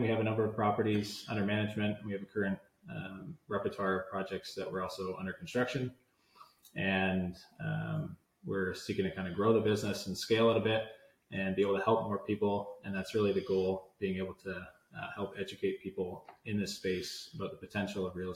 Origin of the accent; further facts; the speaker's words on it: Hamilton, Ontario, Canada; also born or lived in Vineland; I grew up in Hamilton many years ago